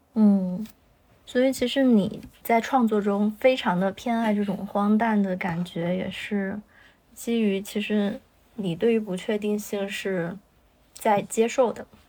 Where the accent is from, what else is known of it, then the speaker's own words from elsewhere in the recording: Chongqing, China; 我是重庆的